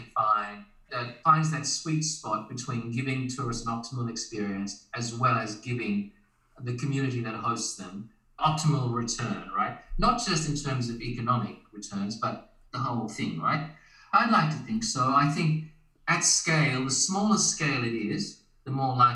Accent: Australia; moved away as an adult; now in Japan; as an Australian, I've been living in Japan for 9 months now.

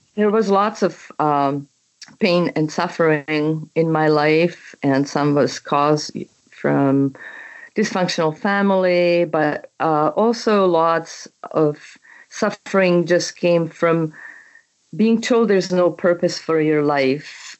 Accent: Czechia; English is a second language; moved away as an adult; also born or lived in Canada; now in United States; my country, which I was born and raised in Czechoslovakia, what used to be Czechoslovakia. It is now Czech Republic.

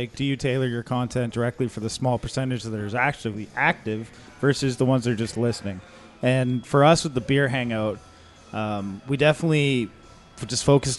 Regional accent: Canada; I'm Canadian, so I don't get any of this, which kind of makes me sad.

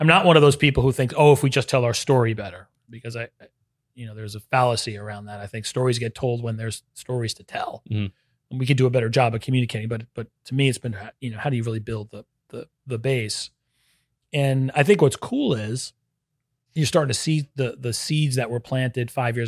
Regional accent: Northeast, United States; now in Orlando, United States; maybe it's because I come from the Northeast, which has a little more of that history

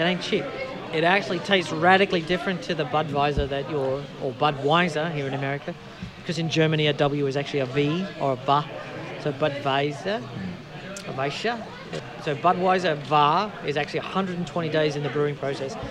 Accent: Australia; moved away as an adult; now in United Kingdom; I grew up in Australia

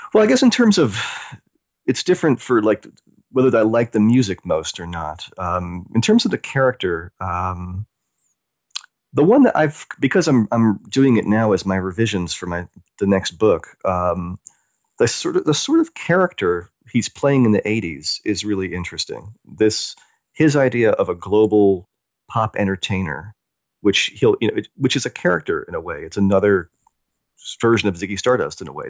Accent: the American South, United States; I grew up in the South, in Amer-, in the American South

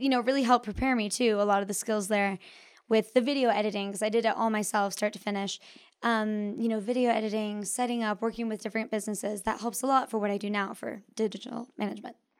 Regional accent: Park City, Utah, United States; also born or lived in New York; I grew up here in Park City

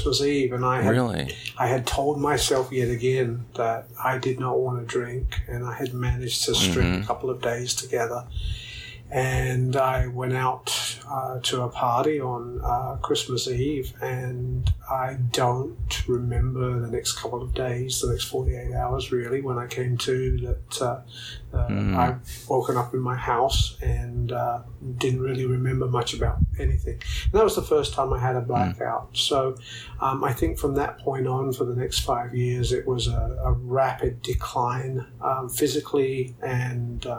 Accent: London, United Kingdom; moved away as an adult; also born or lived in San Antonio, Texas; now in United States; I'm originally from the UK. I was born and raised in England, in London.

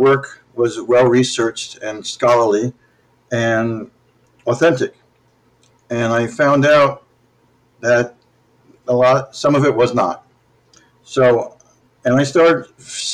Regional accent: Fort Lee, New Jersey, United States; I grew up in Fort Lee, New Jersey

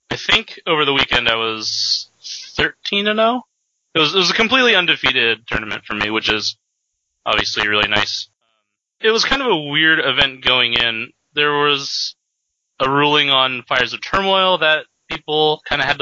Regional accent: Seattle, Washington, United States; I'm from Seattle area.

